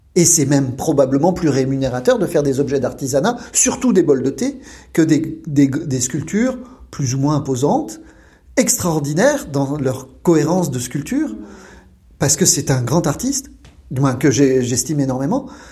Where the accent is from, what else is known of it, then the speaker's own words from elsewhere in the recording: Lyon, Auvergne-Rhône-Alpes, France; moved away as an adult; now in Japan; Je suis lyonnais